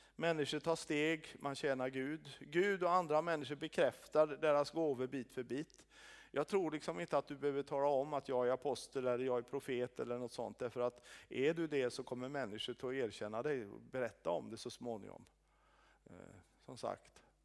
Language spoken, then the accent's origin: Swedish; Sweden; som svensk